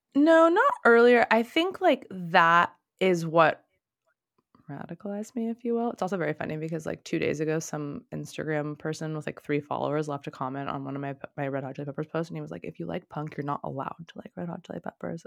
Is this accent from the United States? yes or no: yes; Torrance, California, United States; also born or lived in Los Angeles / Singapore; I grew up in Torrance